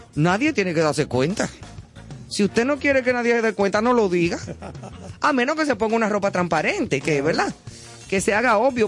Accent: Dominican Republic; como decimos en buen dominicano

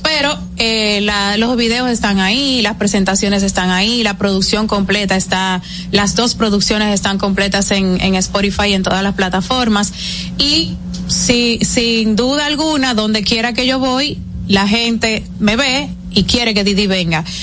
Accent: Dominican Republic; como dominicana

